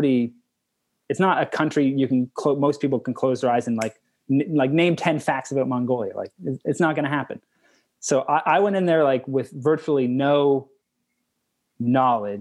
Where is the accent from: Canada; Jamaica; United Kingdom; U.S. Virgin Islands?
Canada; I'm from Canada